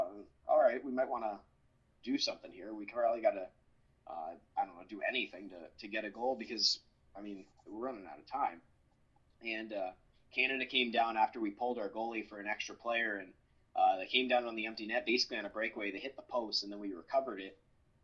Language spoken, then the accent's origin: English; New Jersey, United States; I'm from New Jersey